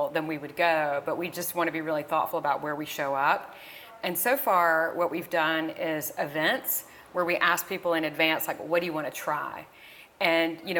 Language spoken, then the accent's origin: English; the South, United States; moved away; me growing up in the South